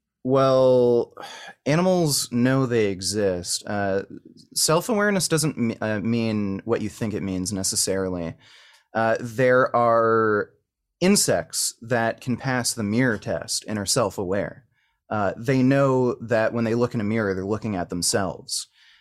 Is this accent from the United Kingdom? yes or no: no; Canada; I'm from Canada.